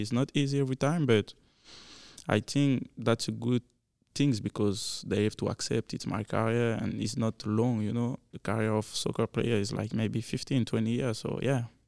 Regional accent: Belgium; English is a second language; now in Kansas City, United States; I'm French guy because not everybody know about Belgium

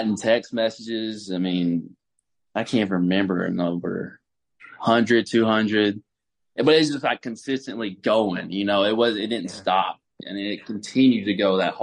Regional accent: Alabama, United States; I'm from Alabama, small town, big Alabama fan

